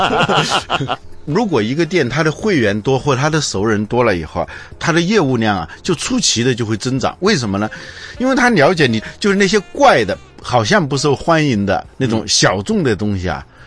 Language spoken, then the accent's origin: Chinese; China; 我们中国人呢，是没怎么感受到录像带的